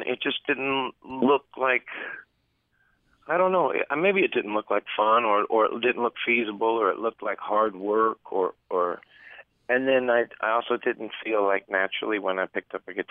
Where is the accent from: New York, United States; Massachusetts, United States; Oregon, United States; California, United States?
Oregon, United States; moved away; also born or lived in Texas; as a kid growing up in Oregon